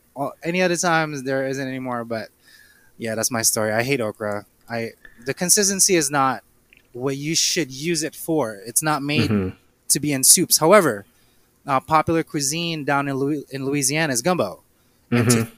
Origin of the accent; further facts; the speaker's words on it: Philippines; I am Filipino.